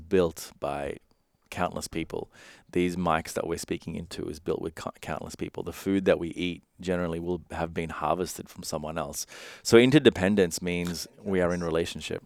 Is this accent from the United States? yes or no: no; Sri Lanka; I come from, I was born in Sri Lanka